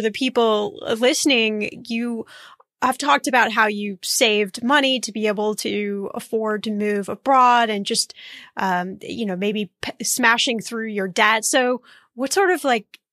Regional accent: Indianapolis, Indiana, United States; I'm from Indiana

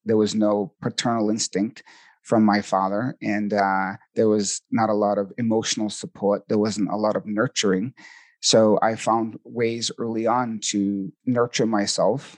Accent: Boston, Massachusetts, United States; accent: Boston; now in Sedona, United States; I'm originally from Boston, Massachusetts, so you might hear a little bit of a Boston accent

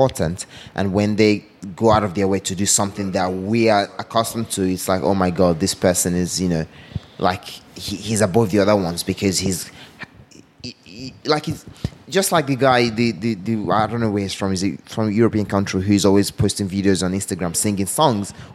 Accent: Nigeria; moved away; growing up in Nigeria

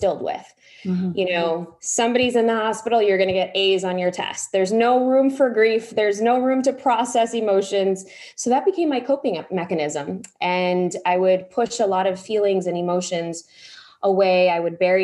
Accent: Chicago, Illinois, United States; born or raised there

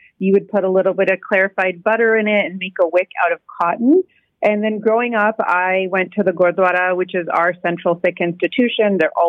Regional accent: Canada; I think when I reflect as an adult and as a Canadian on how I truly want to celebrate Bandi Chhor Divas

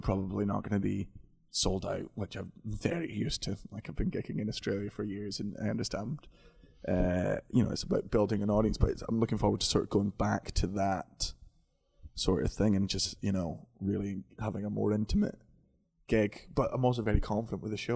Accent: Scotland, United Kingdom; I'm from Scotland and we swear so much in Scotland

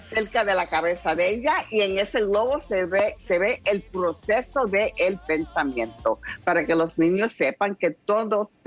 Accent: New York, United States; Yo me crié en el South Bronx y veía mucha, mucha televisión toda mi vida

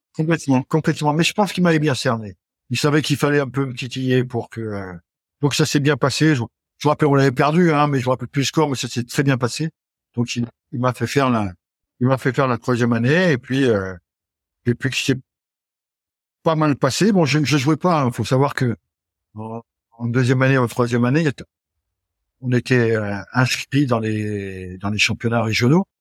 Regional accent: Brittany, France; also born or lived in the south of France; mon papa, pour, pour, le travail, avait quitté le sud et, et donc j'ai grandi en Bretagne

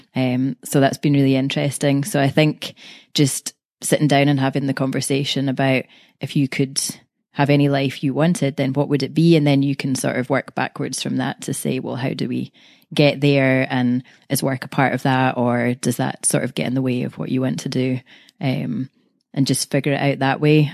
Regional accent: Glasgow, Scotland, United Kingdom; I'm from Glasgow, Scotland.

